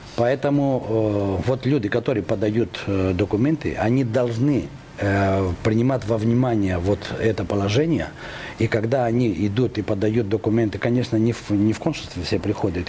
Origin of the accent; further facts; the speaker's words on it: Greece; now in Moscow, Russia; я из Москвы ездил э, как турист в свою собственную страну